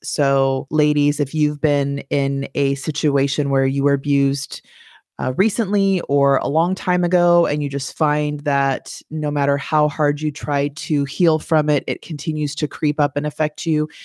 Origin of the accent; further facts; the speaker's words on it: California, United States; moved away; I grew up in California